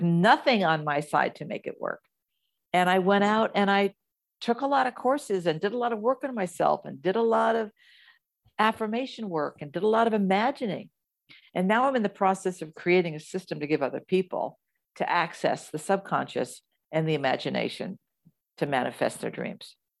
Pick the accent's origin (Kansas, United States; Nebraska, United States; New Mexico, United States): Kansas, United States; moved away; also born or lived in New Jersey / California; I moved from Kansas, so I was born in New Jersey, raised in the Midwest